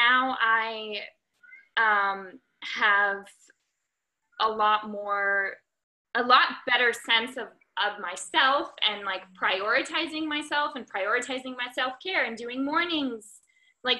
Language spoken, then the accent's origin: English; United States; now in Santa Monica, United States; I currently live in Santa Monica, California, although I'm from Washington, D.C., or Maryland originally.